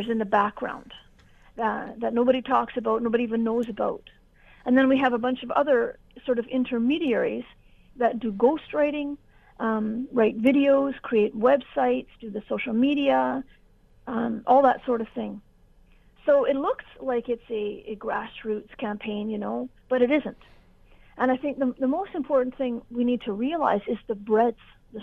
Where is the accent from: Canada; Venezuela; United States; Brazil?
Canada; we're all Canadian.